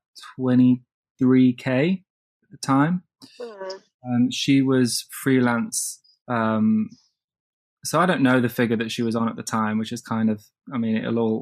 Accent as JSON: {"language": "English", "region": "Midlands", "country": "United Kingdom", "tie": "born or raised there", "also_born_or_lived": "London", "said": "I grew up in the Midlands, and I had to come down to London when I was like 14 by myself to train in like performing arts."}